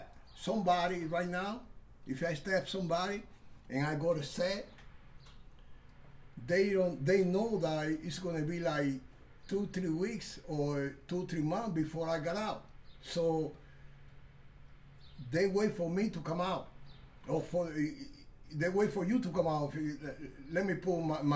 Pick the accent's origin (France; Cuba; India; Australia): Cuba; Santiago de Cuba; moved away; also born or lived in Wisconsin; I'm from Santiago, Cuba.